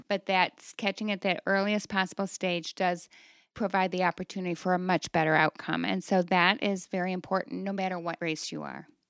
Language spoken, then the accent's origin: English; Toledo, Ohio, United States; I came back to my hometown in the Toledo area